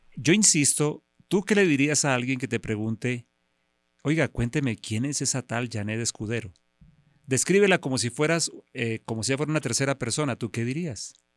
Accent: Bogotá, Colombia; also born or lived in Bucaramanga; yo soy nacido en Bucaramanga, aunque soy bogotano de crianza

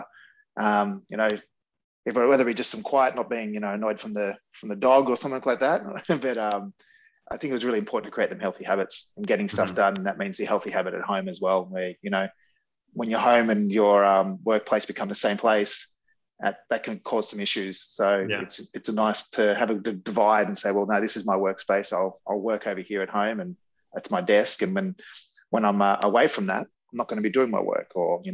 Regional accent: Canberra, Australian Capital Territory, Australia; moved away as an adult; also born or lived in Melbourne; now in Torquay, Australia; I actually grew up in Canberra, and I moved to Melbourne when I was 19

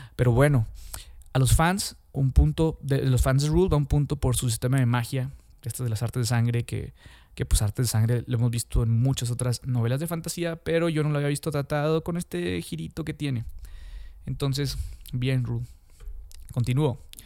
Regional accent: Mexico; yo soy de México, de Latinoamérica

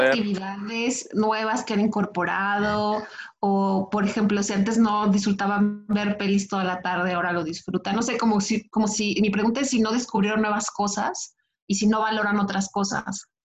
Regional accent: Michoacán, Mexico; now in Guadalajara, Mexico; Porque también soy de Michoacán

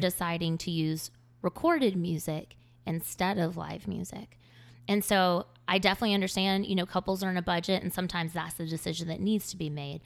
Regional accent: Greer, South Carolina, United States; moved away as an adult; now in Charleston, United States; I moved here from the upstate of South Carolina. I grew up in Greer, and I moved here for school at Charleston.

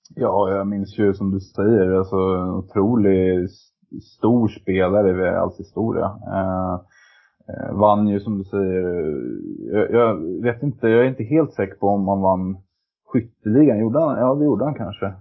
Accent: Sweden; now in Norway; jag var svensk

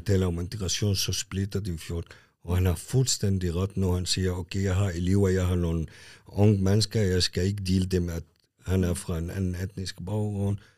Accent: Lebanon; now in Kalundborg, Denmark; jeg er født i Libanon. Mm. Jeg kom også som en flytning og har været i Kalamborg i 35 år

